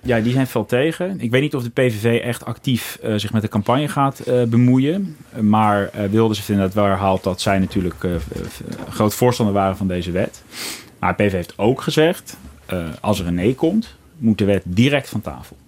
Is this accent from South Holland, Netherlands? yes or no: yes; Rotterdam, South Holland, Netherlands; ik ben zelf een Rotterdammer